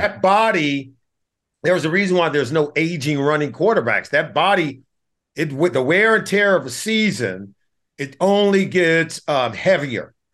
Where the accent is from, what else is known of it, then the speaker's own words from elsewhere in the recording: Compton, California, United States; I grew up in Compton, California